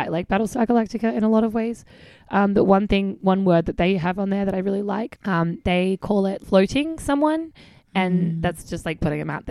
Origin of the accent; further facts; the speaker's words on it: Australia; as an Australian, I don't say the R.